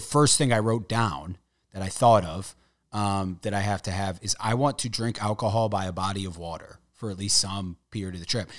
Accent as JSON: {"language": "English", "town": "St. Louis", "region": "Missouri", "country": "United States"}